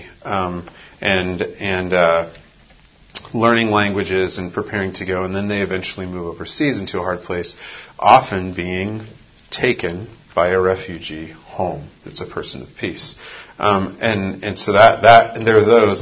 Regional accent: West Coast, United States; I'm from the West Coast, urban West Coast

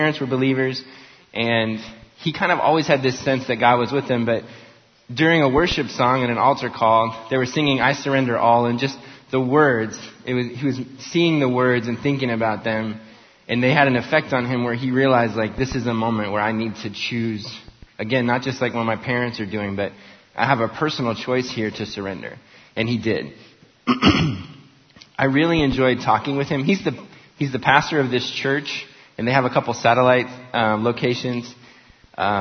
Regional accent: Las Vegas, Nevada, United States; now in Tulsa, United States; I grew up in Las Vegas. I live in Tulsa

